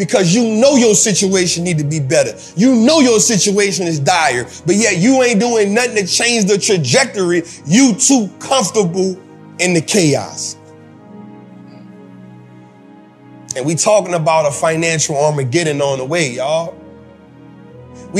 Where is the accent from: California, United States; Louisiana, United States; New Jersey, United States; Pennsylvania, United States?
Louisiana, United States; New Orleans; I'm from New Orleans. My people went through Hurricane Katrina